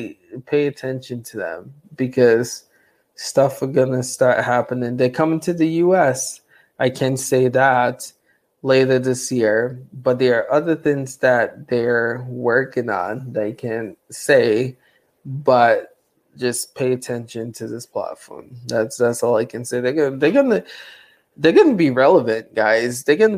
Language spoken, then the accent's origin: English; Romania; English is a second language; I'm from Romania.